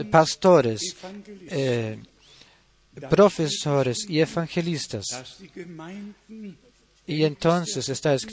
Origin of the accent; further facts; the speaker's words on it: Sheffield, Yorkshire and the Humber, United Kingdom; soy de Inglaterra, Sheffield y los saludo